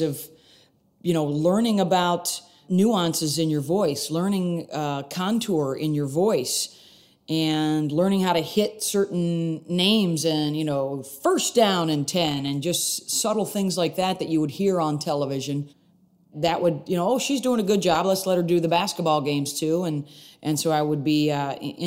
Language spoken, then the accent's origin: English; Syracuse, New York, United States; I grew up in Syracuse, New York